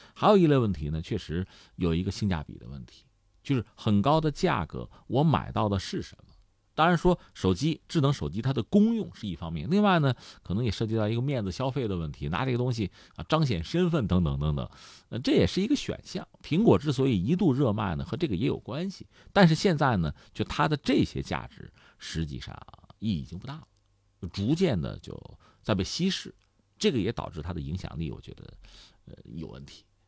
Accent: China; 我们中国人

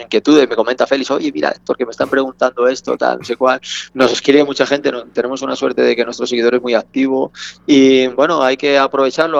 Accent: Salamanca, Castile and León, Spain; yo en mi caso soy salmantino, que soy castellano

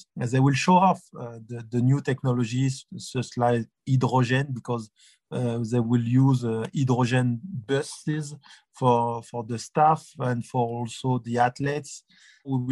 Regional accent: France; accent: French; English is a second language; now in Beijing, China; I'm from France, I'm European

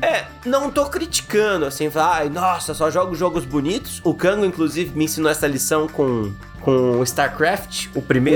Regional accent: Brazil; A gente é brasileiro

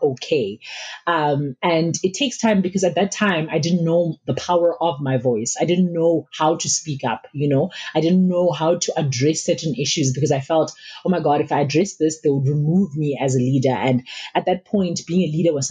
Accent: Makhado, Limpopo, South Africa; also born or lived in Malamulele, Limpopo; I was born in Malamlele. It's a township in Limpopo, and we moved to Makado, which is now called Makado Luitrihat in Limpopo as well.

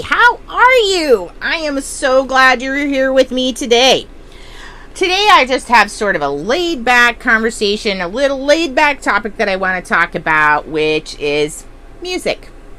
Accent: Texas, United States; I was a military brat, but I did a lot of growing up in Texas

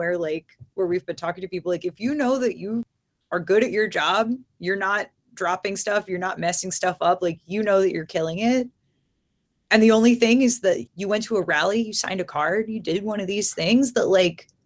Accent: near Bessemer, Alabama, United States; now in Baltimore, United States; I'm from Alabama. I grew up not very far from Bessemer

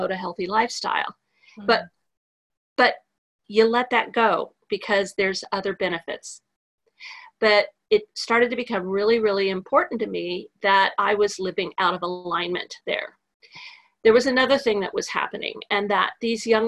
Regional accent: California, United States; also born or lived in New Jersey; now in Texas, United States; I'm a California girl

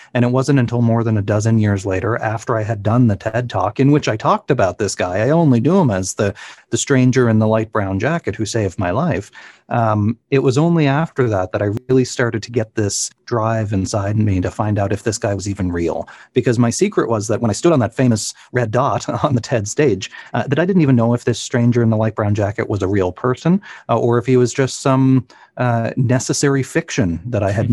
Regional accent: Cape Breton, Nova Scotia, Canada; moved away; my hometown in uh, Cape Breton, Nova Scotia

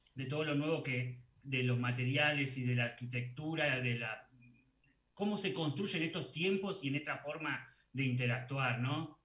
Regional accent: Salta, Argentina; como buen salteño

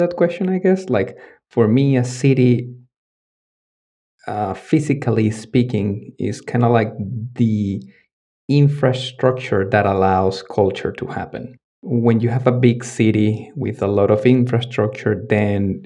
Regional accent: Venezuela; also born or lived in Dominican Republic; now in Stockholm, Sweden; I am actually originally from Venezuela

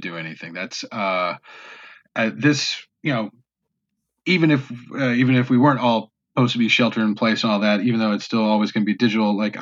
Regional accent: North Carolina, United States; born or raised there; accent: southern; moved away

